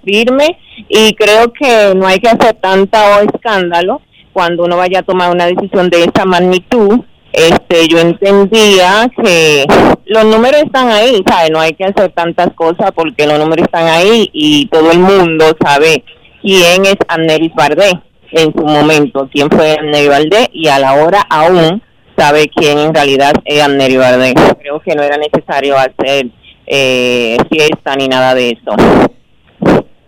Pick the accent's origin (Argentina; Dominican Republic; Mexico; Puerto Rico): Dominican Republic; mi país